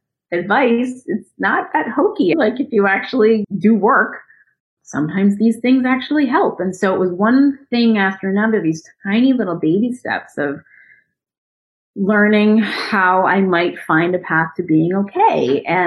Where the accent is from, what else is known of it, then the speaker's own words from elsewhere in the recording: United States; I'm an American citizen. I was actually born here